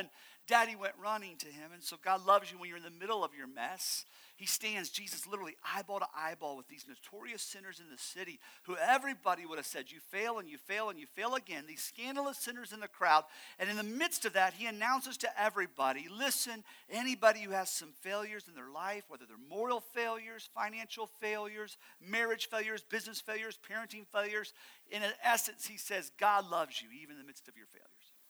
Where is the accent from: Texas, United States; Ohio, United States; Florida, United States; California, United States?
Ohio, United States; moved away; I am from Ohio